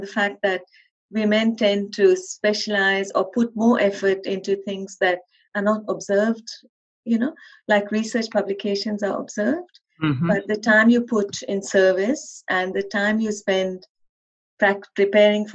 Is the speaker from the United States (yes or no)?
no; India; moved away; I was actually raised in India